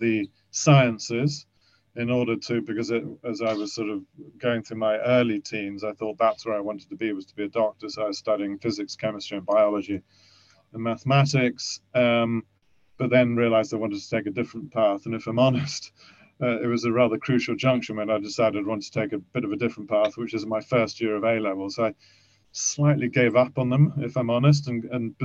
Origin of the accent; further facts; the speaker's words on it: Kent, South East England, United Kingdom; also born or lived in Germany; I lived in Kent, I was brought up in Kent